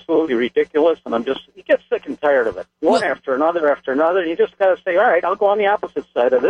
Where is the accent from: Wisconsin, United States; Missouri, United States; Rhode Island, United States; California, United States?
Wisconsin, United States; West Allis; I grew up in West Dallas. I'm 72 years old.